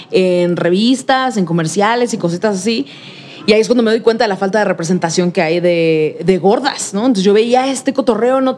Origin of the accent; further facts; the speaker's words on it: Mexico City, Mexico; Y yo, pues de aquí, bien chilanga. Ah, tú eres de aquí. Soy súper chilanga.